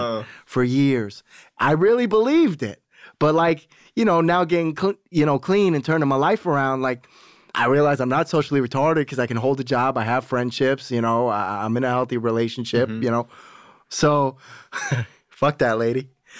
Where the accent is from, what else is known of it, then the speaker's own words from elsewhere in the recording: Florida, United States; I'm from Broward County, Florida.